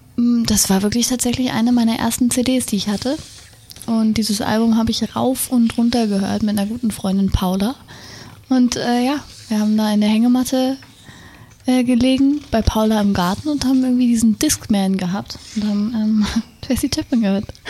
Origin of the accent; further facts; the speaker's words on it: Wendland, Lower Saxony, Germany; also born or lived in Berlin; Heimat ist ein Fuß Berlin, ja. der andere Fuß Wendland